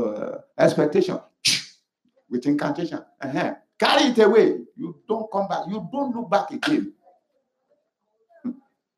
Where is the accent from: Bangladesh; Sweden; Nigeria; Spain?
Nigeria; Ekiti; moved away; I said, yes.